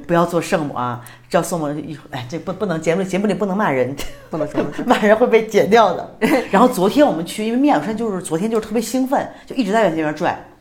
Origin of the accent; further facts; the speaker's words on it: China; also born or lived in Beijing; now in Mexico; 我们都是中国人